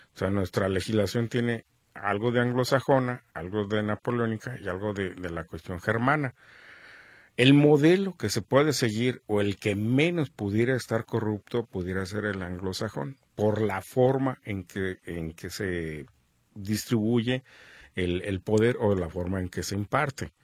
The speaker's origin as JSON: {"language": "Spanish", "country": "Mexico", "said": "somos todos los mexicanos."}